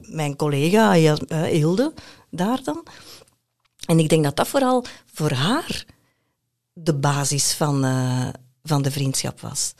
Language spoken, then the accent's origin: Dutch; Belgium; moved away as an adult; also born or lived in Brazil; als Belg, kan je dubbele nationaliteit hebben